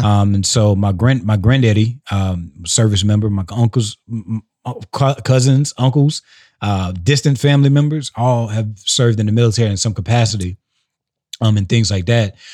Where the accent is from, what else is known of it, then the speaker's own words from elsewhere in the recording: South Carolina, United States; So I'm from South Carolina